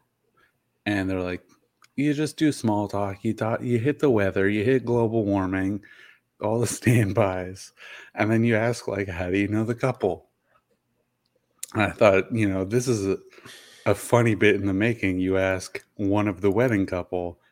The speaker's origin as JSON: {"language": "English", "country": "Canada", "said": "I'm from Canada. It's different up there"}